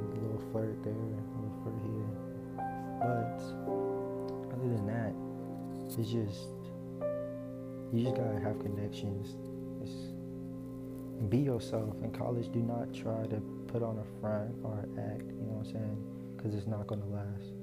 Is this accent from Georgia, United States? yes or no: yes; Atlanta, Georgia, United States; moved away; I grew up in Atlanta